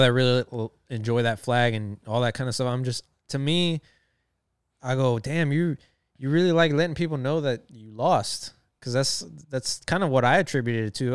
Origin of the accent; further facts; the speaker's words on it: Texas, United States; I am from Texas, from the South